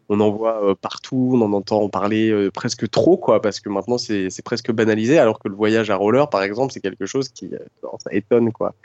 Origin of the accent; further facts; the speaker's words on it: Dreux, France; je suis né euh, en Normandie, à Dreux